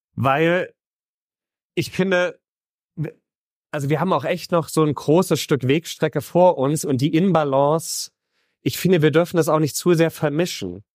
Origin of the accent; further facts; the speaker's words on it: Heroldsberg, Bavaria, Germany; ich bin in Mittelfranken auf dem Land aufgewachsen.